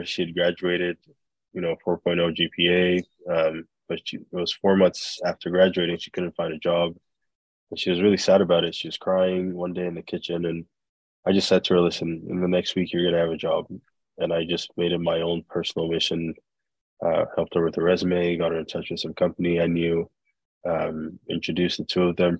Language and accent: English; Nigeria; moved away as an adult; also born or lived in Belgium / United States; now in Canada; growing up in Nigeria, we started moving around a lot. We moved to Belgium, the States, moved back to Nigeria. And then I moved to Canada by myself in 2010 for school.